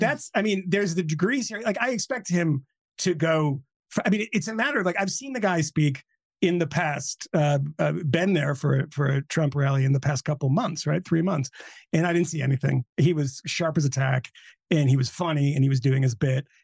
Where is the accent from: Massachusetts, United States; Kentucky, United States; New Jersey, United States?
Massachusetts, United States; Boston; I'm from Boston